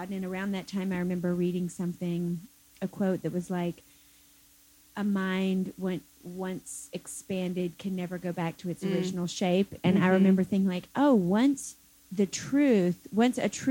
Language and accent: English; South Carolina, United States; moved away as an adult; now in Michigan, United States; I'm from South Carolina